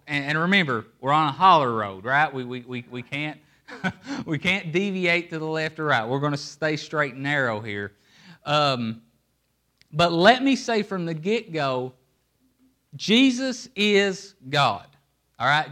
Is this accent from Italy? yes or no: no; Appalachia, United States; I'm from Appalachia, and in Appalachia, we don't live on streets, we live in hollers.